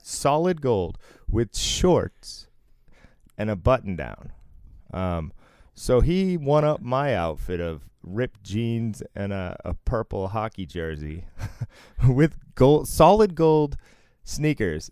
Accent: Massachusetts, United States; I was raised in Mass

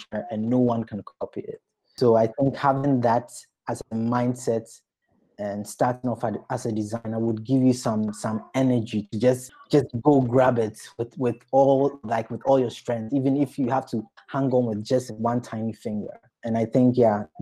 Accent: Ghana; moved away; I come from Ghana

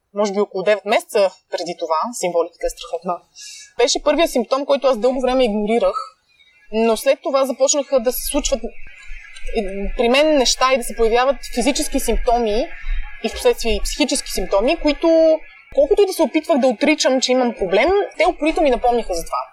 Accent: Pleven, Pleven Province, Bulgaria; also born or lived in Blagoevgrad; now in Sofia, Bulgaria; аз съм от Плевен, учила съм в Благоевград

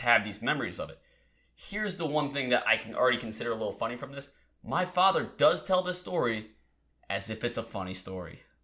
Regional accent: Delaware, United States; moved away; I'm originally from Delaware

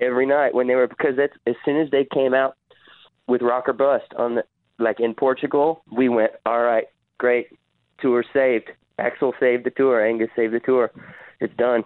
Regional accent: the South, United States; now in Nashville, United States; I grew up in the South

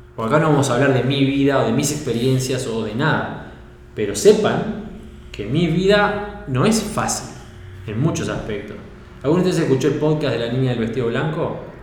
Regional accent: Uruguay; moved away as an adult; also born or lived in Norway; now in Sweden; yo soy uruguayo

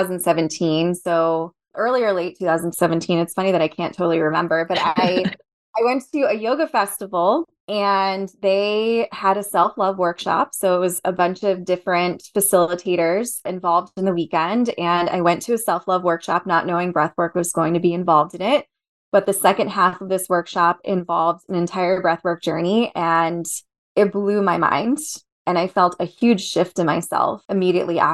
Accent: New Jersey, United States; moved away as an adult; I grew up in New Jersey. I was born and raised there.

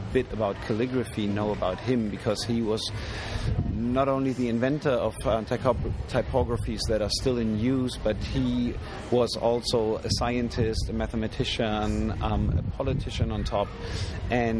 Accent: Germany; I come from an Iranian background, but I was born and raised in Germany and never been able to speak Farsi

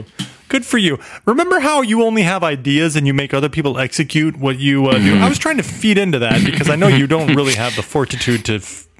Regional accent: Midwest, United States; I'm from the Midwest, and where we go to lakes, which is a landlocked body of water.

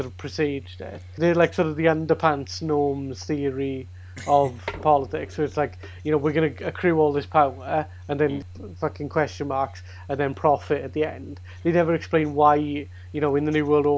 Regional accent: South Wales, United Kingdom; accent: Welsh; I'm from South Wales

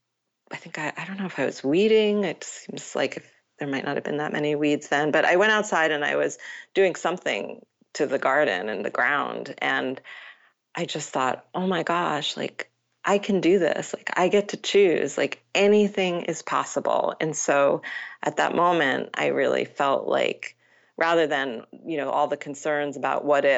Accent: Matawan, New Jersey, United States; So I grew up in Mattawan, New Jersey

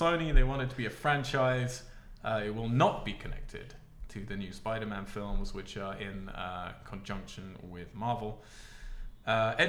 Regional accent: England, United Kingdom; I'm English

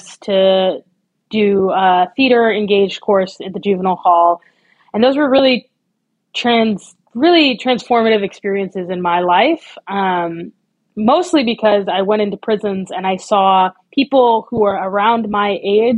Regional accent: Oakland, California, United States; I grew up in Oakland, California

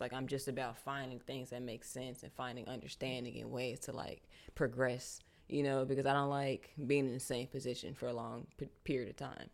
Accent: Charlotte, North Carolina, United States; also born or lived in Brooklyn, New York; I was born in Brooklyn, but I grew up in Charlotte.

